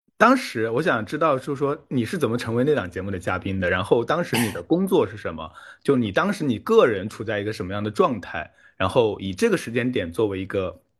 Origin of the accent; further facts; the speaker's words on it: Jiangxi countryside, China; moved away; 我自己小时候是在乡下长大的，但是是南方，然后我是在我外婆家长大的，村子很小，附近都是山